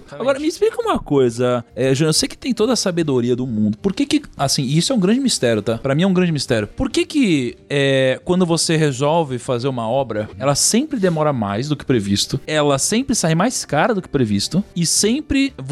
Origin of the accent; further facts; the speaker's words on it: Brazil; also born or lived in France; Sou brasileiro.